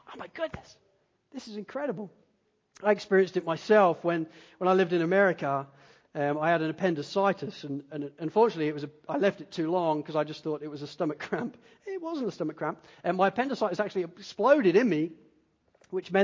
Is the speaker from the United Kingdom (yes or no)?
yes; Spalding, East Midlands, United Kingdom; moved away; I grew up in Spalding in Lincolnshire